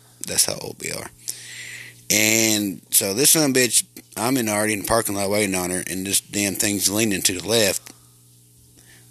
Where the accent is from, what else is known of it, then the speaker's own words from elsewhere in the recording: Arkansas, United States; Here I am in my hometown